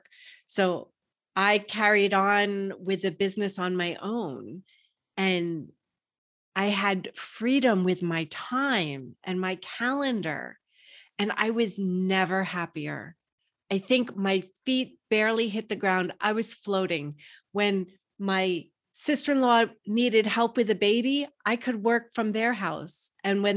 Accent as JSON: {"language": "English", "region": "New York", "country": "United States", "tie": "born or raised there", "said": "I grew up in New York, that's what was expected of me."}